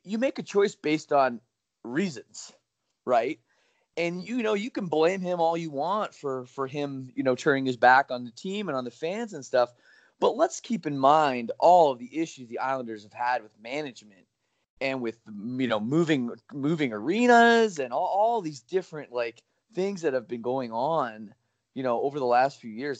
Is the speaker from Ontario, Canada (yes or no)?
yes; Oakville, Ontario, Canada; my hometown of Oakville, Ontario